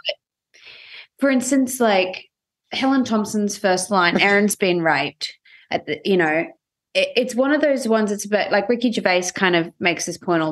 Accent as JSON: {"language": "English", "country": "Australia", "moved": "as an adult", "lives_now": "United States", "said": "we're Australian"}